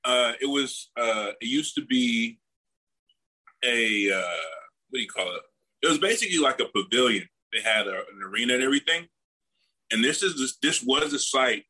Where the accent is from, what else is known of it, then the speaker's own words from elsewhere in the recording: Atlanta, Georgia, United States; now in New Orleans, United States; I'm from Atlanta.